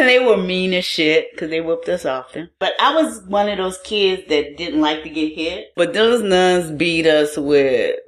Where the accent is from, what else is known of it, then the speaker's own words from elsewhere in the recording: New Orleans, Louisiana, United States; moved away as an adult; also born or lived in Baton Rouge / Tallahassee, Florida / Seattle; now in New Orleans, United States; I grew up in New Orleans. I'm from here.